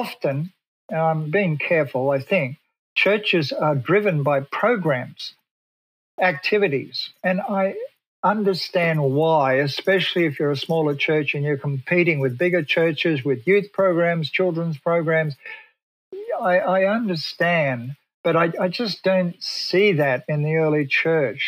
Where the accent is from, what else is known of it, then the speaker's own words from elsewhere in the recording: Australia; moved away as an adult; now in Pasadena, United States; I come from Australia.